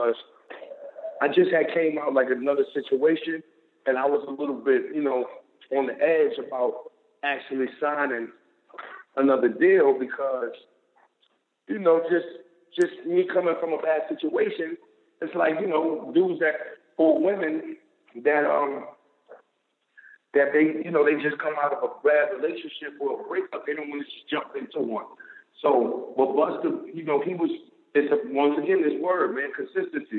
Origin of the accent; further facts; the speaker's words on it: New York City, New York, United States; I'm from Harlem, New York